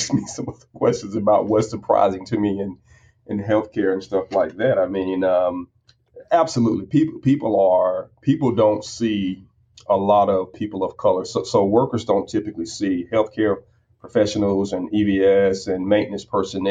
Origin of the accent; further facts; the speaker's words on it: United States; As an American, as a proud American